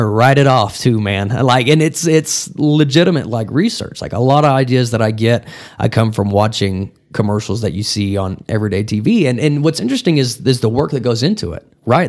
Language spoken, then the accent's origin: English; Wellington, Texas, United States; now in Amarillo, United States; I grew up the majority of my life in a, a town about ninety miles southeast of here called Wellington, Texas